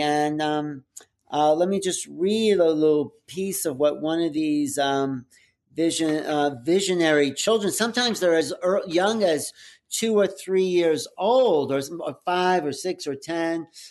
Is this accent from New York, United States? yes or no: yes; outside of New York, United States; growing up outside of New York